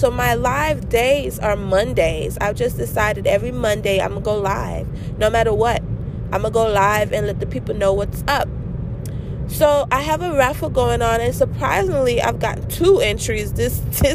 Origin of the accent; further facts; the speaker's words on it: St. Kitts & Nevis; now in United States; I'm American born, but I was not raised in America. St. Kitts and Nevis is my home.